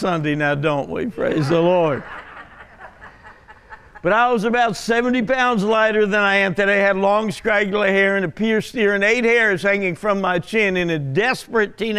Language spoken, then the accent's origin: English; Jersey Shore, New Jersey, United States; moved away; also born or lived in Garden City, Kansas / Great Bend, Kansas; I'm actually from the Jersey Shore, born and raised there.